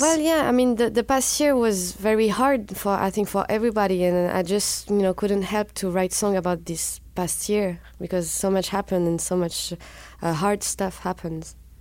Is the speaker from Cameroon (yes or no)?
no; southwest France, France; I'm from the Southwest, and in the Southwest of France, you're not supposed to love Paris